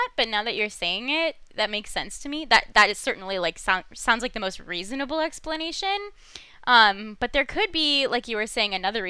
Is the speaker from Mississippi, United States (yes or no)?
no; the San Fernando Valley, California, United States; this valley looks like the valley I grew up in California. Like the famous valley, like capital T, capital V.